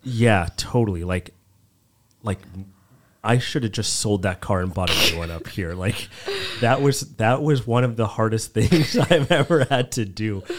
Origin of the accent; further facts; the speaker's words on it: Edmonton, Alberta, Canada; also born or lived in Vancouver / Washington, D.C.; now in Toronto, Canada; I grew up in Canada, I grew up in Edmonton, and in Alberta